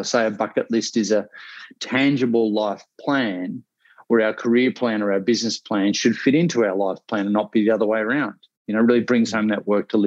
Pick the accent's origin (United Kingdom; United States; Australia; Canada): Australia; accent: Australian; also born or lived in Ocean Grove, Victoria; my Australian accent